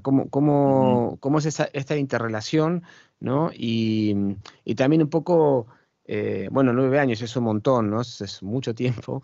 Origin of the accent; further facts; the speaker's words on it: Argentina; moved away; mi país de origen, que es, Argentina.